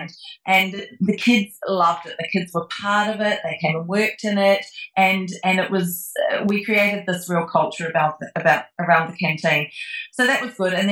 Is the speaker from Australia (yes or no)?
no; New Zealand; moved away; back when I lived in New Zealand, I became a registered nurse after I left school